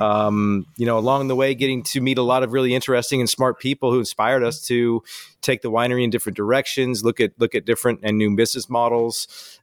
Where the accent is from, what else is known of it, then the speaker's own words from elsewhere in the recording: Walla Walla, Washington, United States; we started this thing as a hobby, really, in my hometown ten years ago